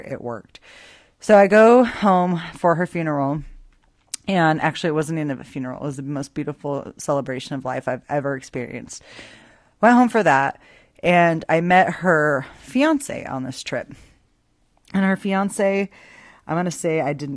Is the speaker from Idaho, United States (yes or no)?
yes; Boise, Idaho, United States; I grew up in Boise, Idaho